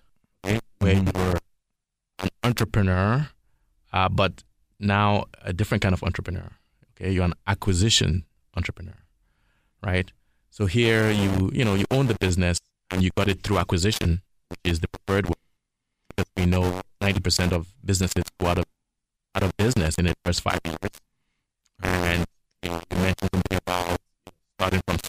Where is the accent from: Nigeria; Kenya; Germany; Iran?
Nigeria; now in Toronto, Canada; I'm from Toronto, Canada, way of West Africa, Nigeria